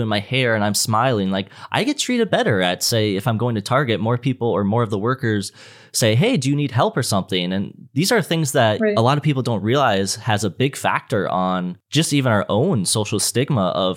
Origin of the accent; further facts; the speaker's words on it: Minnesota, United States; I'm from Minnesota